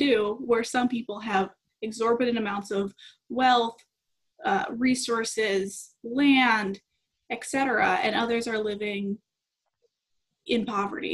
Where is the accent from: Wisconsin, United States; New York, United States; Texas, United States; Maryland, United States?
Wisconsin, United States; Madison; I'm originally from Madison, Wisconsin